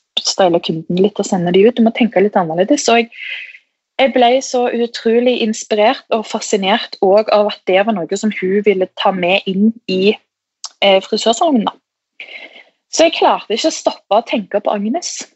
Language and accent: Norwegian; Stavanger area, Rogaland, Norway; moved away; Jeg er jo fra Stavanger, eller en liten by utenfor